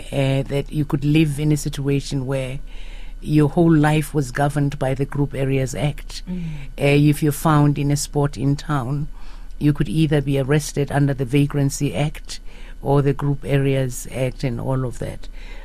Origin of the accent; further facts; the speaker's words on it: Soweto, Gauteng, South Africa; I am a child of Soweto. I grew up in Soweto during the times of apartheid.